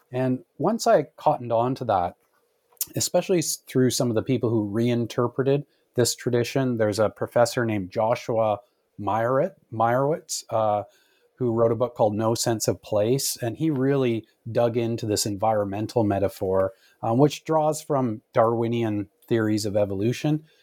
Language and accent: English; Canada; as a Canadian growing up